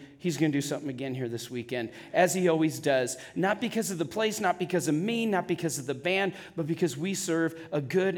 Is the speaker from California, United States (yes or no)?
yes; California, United States; now in Wyoming, United States; I'm originally from California